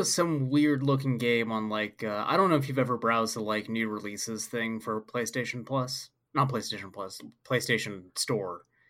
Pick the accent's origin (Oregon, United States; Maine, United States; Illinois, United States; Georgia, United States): Oregon, United States; moved away; I came from Oregon.